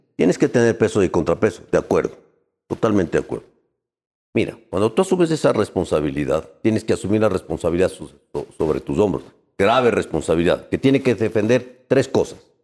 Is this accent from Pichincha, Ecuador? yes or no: yes; Quito, Pichincha, Ecuador; now in Guayaquil, Ecuador; Yo soy de Guayaquil, nacido en Quito.